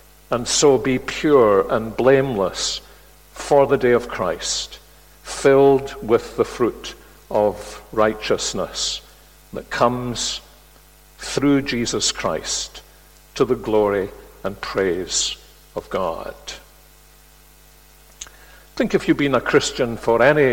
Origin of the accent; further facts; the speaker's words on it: Glasgow, Scotland, United Kingdom; Glasgow, my hometown